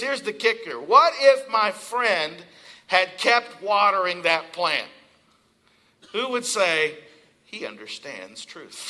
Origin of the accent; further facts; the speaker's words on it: Eastern Kentucky, United States; now in Pennsylvania, United States; I'm from Eastern Kentucky.